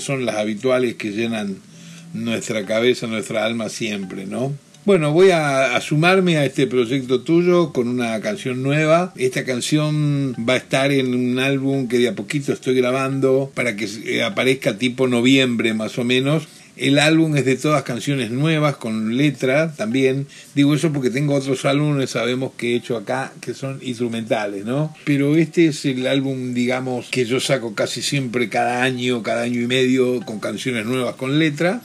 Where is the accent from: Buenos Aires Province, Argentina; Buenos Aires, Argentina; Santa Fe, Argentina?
Santa Fe, Argentina; Rosario; now in Tigre, Argentina; soy de Rosario, nací allí en el 48